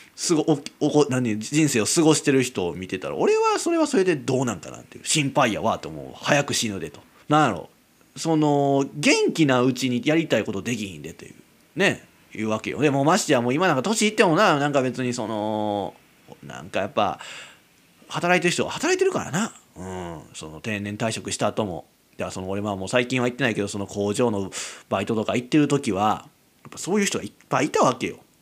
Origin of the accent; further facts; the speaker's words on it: Kyoto, Japan; moved away; 地元京都やけどね私生まれ育った場所京都ですけども